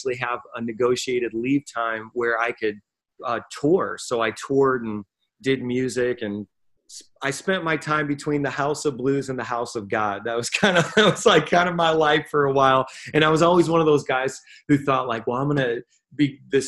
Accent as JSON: {"language": "English", "region": "Northwest Indiana", "country": "United States", "also_born_or_lived": "Queens, New York", "moved": "as an adult", "lives_now": "New York City, United States", "said": "I'm originally from Indiana, and I moved from Northwest Indiana"}